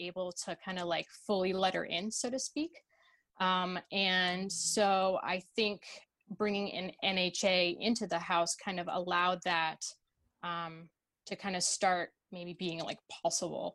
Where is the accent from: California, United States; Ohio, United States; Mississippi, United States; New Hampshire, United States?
New Hampshire, United States; born or raised there; also born or lived in Russia